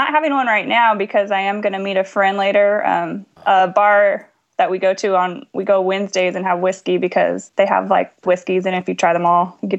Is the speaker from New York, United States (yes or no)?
no; Central California, United States; I'm from Central California, and it's super hot, but we don't get humidity like that.